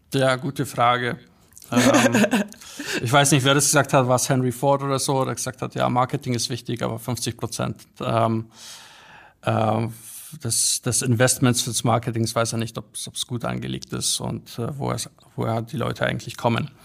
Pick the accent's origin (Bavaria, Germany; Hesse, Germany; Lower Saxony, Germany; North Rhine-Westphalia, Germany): Bavaria, Germany; Bad Griesbach; also born or lived in Poland / Munich; ich bin aufgewachsen in Bad Griesbach. Das ist so ein Kaff mit paar tausend Einwohnern